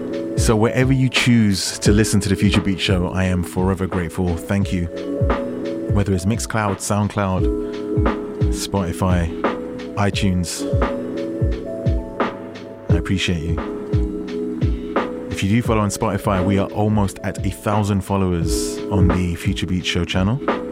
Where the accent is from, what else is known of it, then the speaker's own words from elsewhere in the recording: United Kingdom; I'm also British, he's working hard for New York Fashion Week.